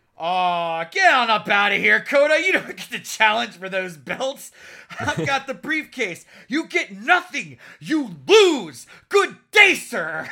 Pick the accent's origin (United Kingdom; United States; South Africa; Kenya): United States; Florida; I'm from Florida